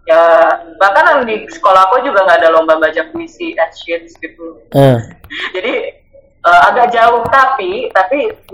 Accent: North Sumatra, Indonesia; dari dari kecil aku kan orang Batak ya

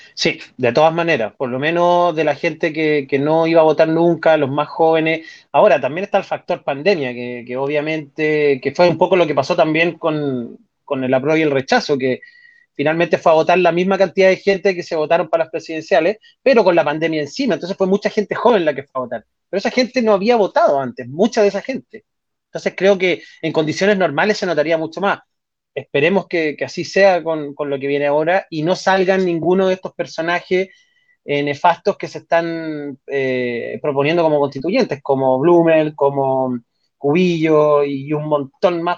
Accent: Chile; en mi país

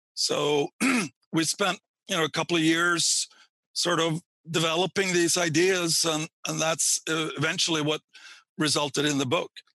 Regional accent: Sweden; moved away; I grew up in Sweden uh, and got my PhD there

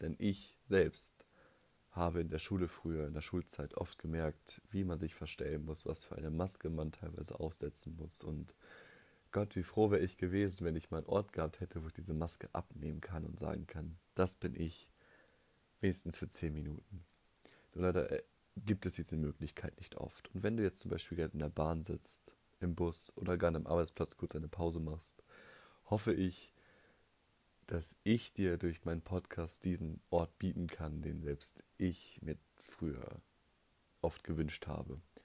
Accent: North Rhine-Westphalia, Germany; ich komme aus Nordrhein-Westfalen

